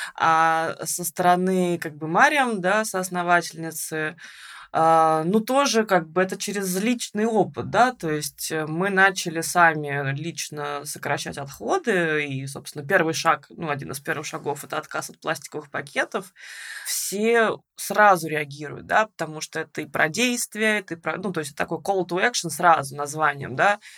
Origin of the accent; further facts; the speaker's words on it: Russia; moved away as an adult; now in Tbilisi, Georgia; мы обе из России